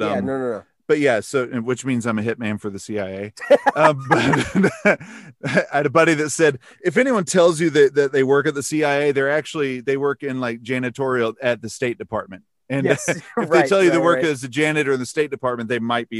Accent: Mount Airy, North Carolina, United States; moved away as an adult; also born or lived in Provo, Utah / Tallahassee, Florida / Salt Lake City, Utah / Statesville, North Carolina; we moved up to Mount Airy, North Carolina, when I was 4 years old. And that's where I was raised

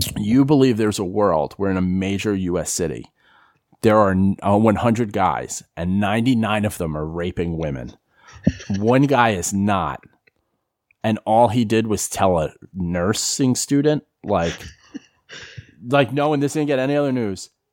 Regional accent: New York, United States; moved away as an adult; also born or lived in Philadelphia / Florida; I grew up in New York

